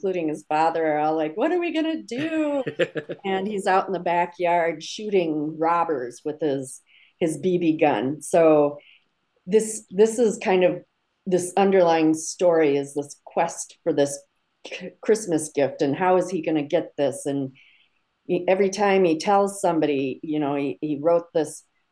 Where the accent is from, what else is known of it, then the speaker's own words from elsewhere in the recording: Minnesota, United States; now in Cleveland, United States; I grew up in Minnesota